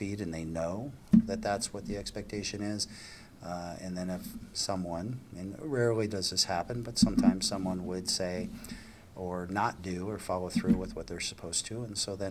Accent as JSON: {"language": "English", "region": "Nebraska", "country": "United States", "tie": "born or raised there", "also_born_or_lived": "Wyoming", "moved": "yes", "said": "I was born and raised in Nebraska"}